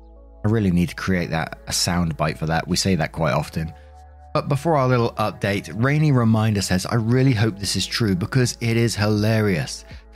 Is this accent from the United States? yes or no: no; England, United Kingdom; Back in 2000, I had just landed a job in Paris, France. I'm English, and at the time my French was not very good at all.